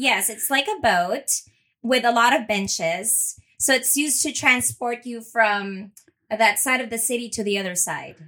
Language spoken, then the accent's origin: English; Manila, Metro Manila, Philippines; moved away as an adult; also born or lived in Los Angeles, United States; now in Houston, United States; Born and raised in Manila, Philippines.